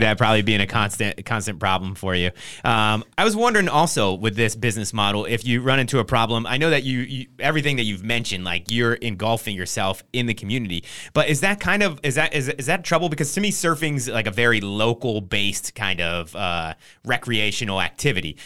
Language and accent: English; Trenton, New Jersey, United States; moved away; also born or lived in San Diego; I'm from New Jersey